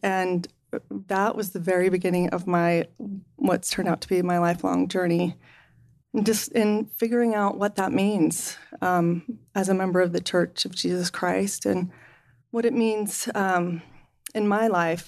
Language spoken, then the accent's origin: English; Salt Lake City, Utah, United States; I grew up in Salt Lake